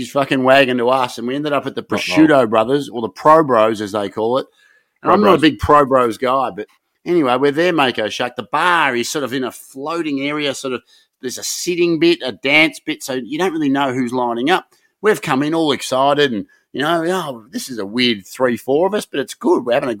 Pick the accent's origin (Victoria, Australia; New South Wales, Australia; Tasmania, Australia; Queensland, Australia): Victoria, Australia; Broadmeadows; I'm from Broady. Okay. Yep. That's good. I live up the road, Briar Hill.